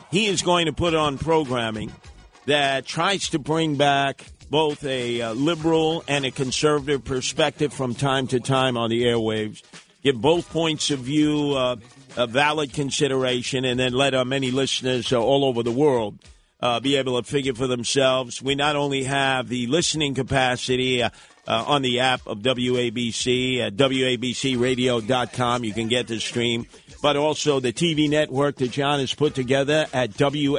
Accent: New York City, New York, United States; I grew up in Brooklyn

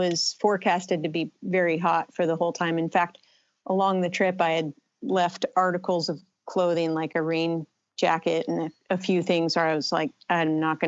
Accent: the Bay Area, California, United States; I grew up in California in the Bay Area

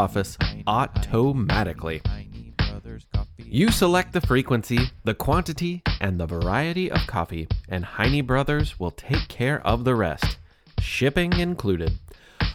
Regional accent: Louisville, Kentucky, United States; my hometown of Louisville, Kentucky.

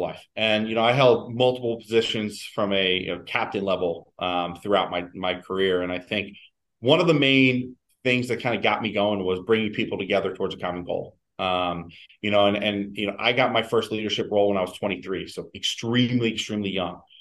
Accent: Philadelphia, Pennsylvania, United States; moved away as an adult; also born or lived in Cleveland; now in New York City, United States; I, I, started out in Philly and in, in, in, my hometown

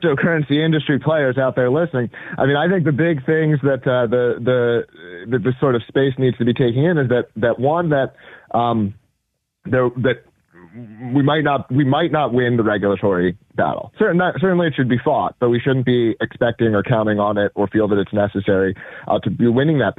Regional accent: United States; as an American

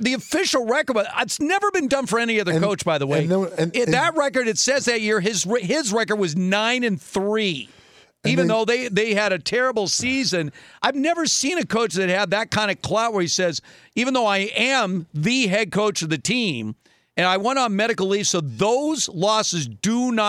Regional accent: Los Angeles, California, United States; I've been a lifelong fan of the Lakers growing up in Los Angeles

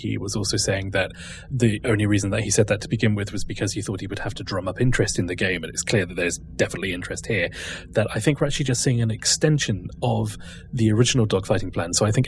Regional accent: United Kingdom; I'm British.

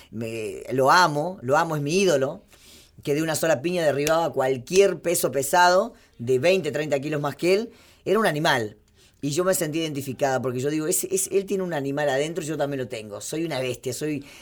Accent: Argentina; Argentina, soy bien argentina.

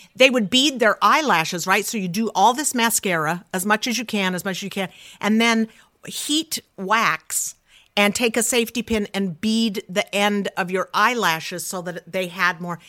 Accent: Salt Lake City, Utah, United States; I grew up in Salt Lake City

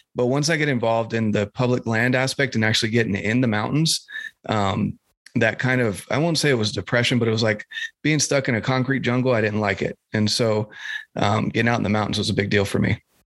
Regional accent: North Carolina, United States; moved away; I'm from North Carolina originally

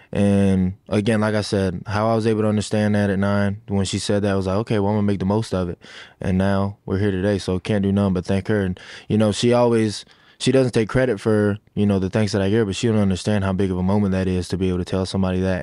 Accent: Sanford, Florida, United States; that's the city I'm from. That's the city where I feel like I was made to be the man I am today

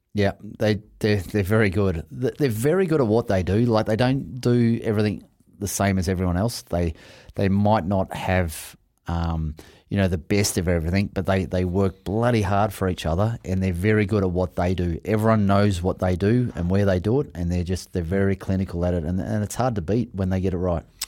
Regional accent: Australia; also born or lived in Sydney; I'm an Aussie

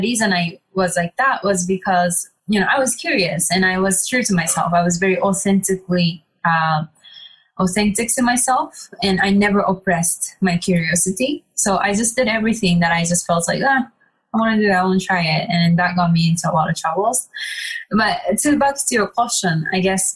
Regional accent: Japan; growing up in Japan, I would say I was very different than people around me

